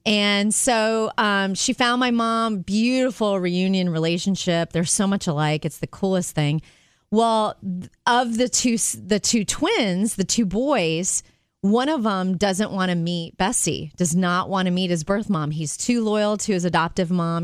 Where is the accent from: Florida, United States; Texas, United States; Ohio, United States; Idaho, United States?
Florida, United States; Jupiter; growing up in Jupiter, Florida, it would probably be the smell of the salt, the sea air.